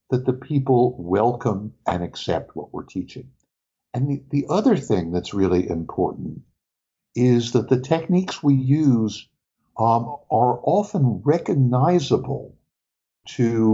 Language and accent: English; New York City, New York, United States; I grew up in New York City too